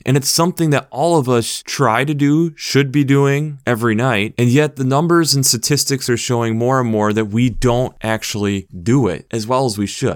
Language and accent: English; United States; being an American